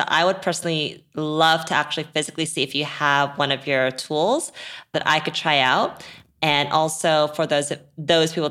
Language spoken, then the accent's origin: English; South Korea; now in United States; when I grew up in Korea